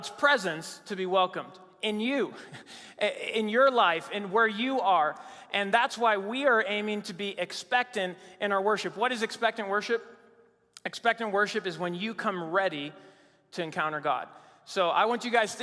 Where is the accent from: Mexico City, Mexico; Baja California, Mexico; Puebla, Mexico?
Mexico City, Mexico; moved away as an adult; also born or lived in Virginia, United States; now in United States; I grew up in Mexico City, Mexico